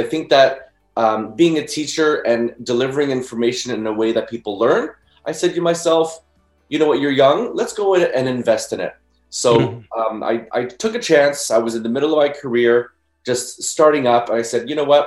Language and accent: English; Mississauga, Ontario, Canada; I was born in Mississauga and still am here.